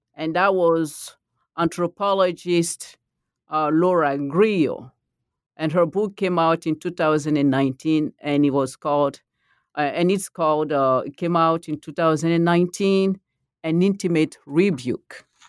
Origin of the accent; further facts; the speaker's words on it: Côte d’Ivoire; first language Malinke; English is a second language; moved away; I'm from the Ivory Coast